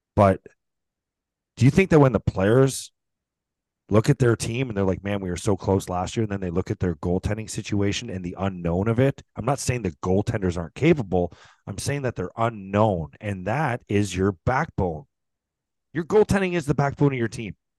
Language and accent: English; St. Catharines, Ontario, Canada; I grew up in Saint Catharines.